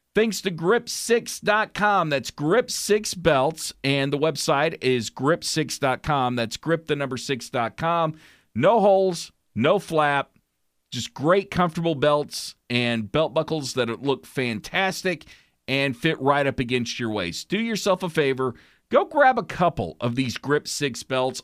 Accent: Oklahoma, United States; I'm gonna represent my home state

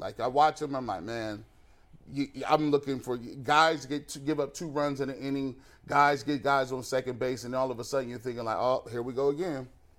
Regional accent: Canton, Ohio, United States; when I was growing up in McKinley, right, my dad went to McKinley.

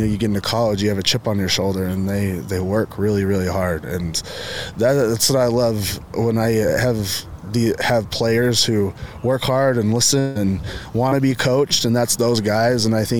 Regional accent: Utah, United States; I knew me growing up in Carbon County

